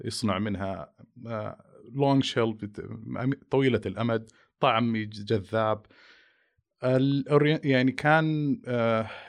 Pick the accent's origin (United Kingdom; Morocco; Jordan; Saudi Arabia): Saudi Arabia; يمكن عندنا في المملكة العربية السعودية أول التخصص التغذية السريرية